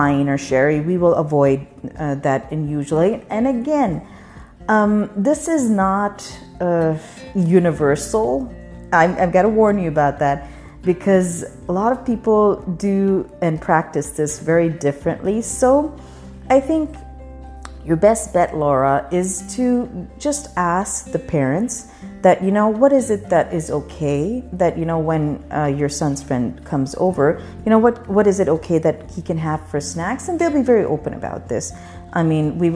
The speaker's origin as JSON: {"language": "English", "country": "Pakistan", "tie": "born or raised there", "said": "When I grew up in Pakistan, none of the women in my family did"}